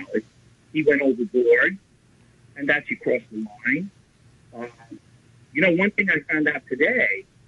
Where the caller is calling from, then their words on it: Riverdale, New York, United States; from Riverdale.